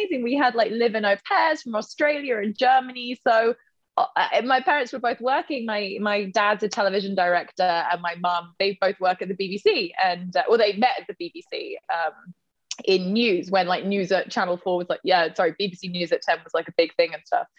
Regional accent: Oxford, South East England, United Kingdom; I was born in Oxford. I grew up in Oxford

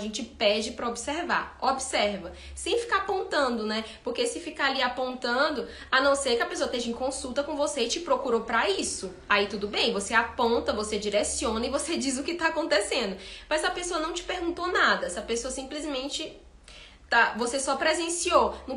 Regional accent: Ceará, Brazil; now in Belo Horizonte, Brazil; Eu sou do Ceará e eu vim aqui para Belo Horizonte.

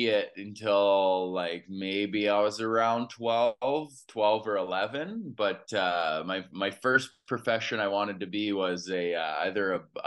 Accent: Edmonton, Alberta, Canada; I grew up in Edmonton, Alberta, Canada

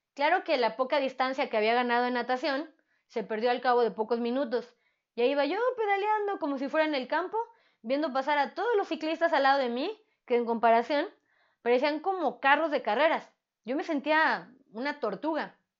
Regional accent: Mexico; como buena mexicana

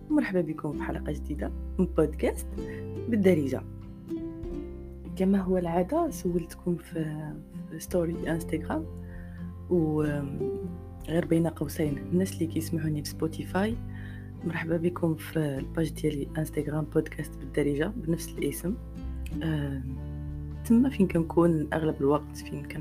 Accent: Morocco; كنلاحظ من خلال الاجوبه ديالكم ان كاين واحد الوعي زوين يعني كنشوف بان كاين واحد التقدم

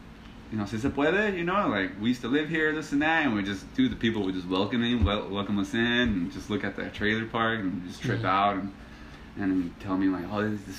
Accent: Ontario, California, United States; also born or lived in Los Angeles, California / Compton, California; we were there till I was four. And then we moved here to Ontario, so I've been here ever since, since 89.

